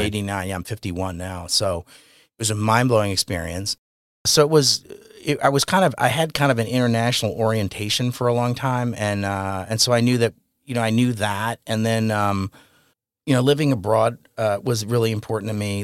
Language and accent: English; New York, United States; I grew up in New York